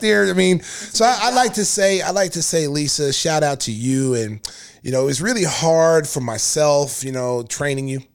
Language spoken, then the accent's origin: English; Lawton, Oklahoma, United States; born and raised in Lawton, Oklahoma